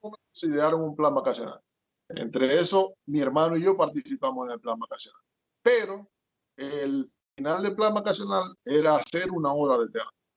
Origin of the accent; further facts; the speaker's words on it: Maracaibo, Zulia, Venezuela; moved away as an adult; now in United States; yo nací en Maracaibo, pero mis papás son de allá del sur del lago, de Bogure específicamente